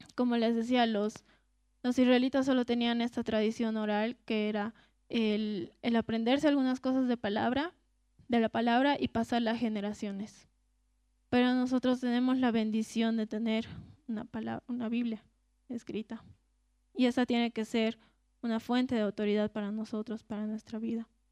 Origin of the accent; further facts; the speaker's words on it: Cochabamba, Bolivia; nosotros que somos de Cochabamba